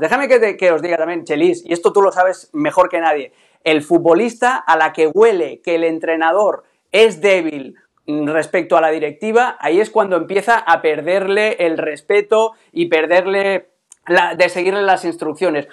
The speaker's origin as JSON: {"language": "Spanish", "region": "Catalonia", "country": "Spain", "said": "yo siendo catalán"}